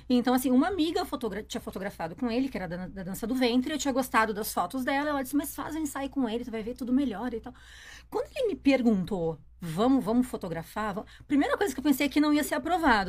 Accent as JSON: {"language": "Portuguese", "town": "Novo Hamburgo", "region": "Rio Grande do Sul", "country": "Brazil", "tie": "born or raised there", "also_born_or_lived": "Porto Alegre", "said": "Nasci numa cidade que se chama Novo Hamburgo"}